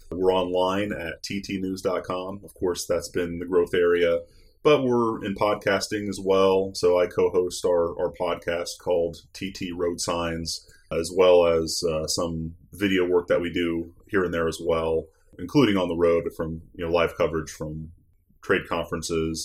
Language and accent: English; Northwest Ohio, United States; I'm from Northwest Ohio originally